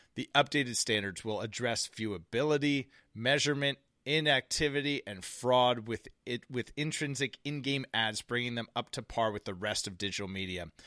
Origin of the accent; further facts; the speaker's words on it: United States; As American citizens